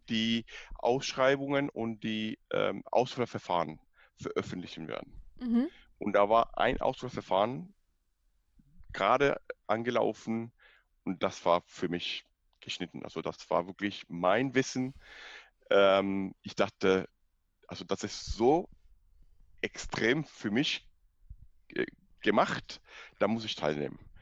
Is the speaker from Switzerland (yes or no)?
no; Cuba; German is a second language; moved away as an adult; also born or lived in Dresden; ich bin in Kuba geboren, aufgewachsen, Abitur in Kuba gemacht.